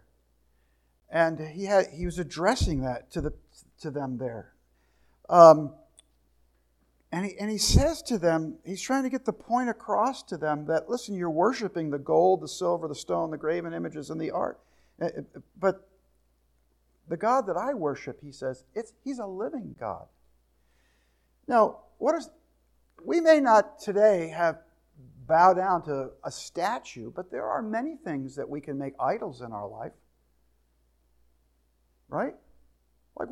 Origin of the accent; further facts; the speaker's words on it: New Jersey, United States; I grew up in New Jersey, there was all kinds of people